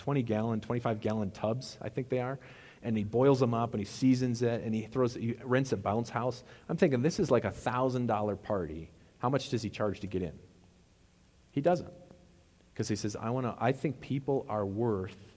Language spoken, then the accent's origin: English; Wisconsin, United States; moved away; we always said crayfish in Wisconsin. That's how they're called crayfish where I'm from.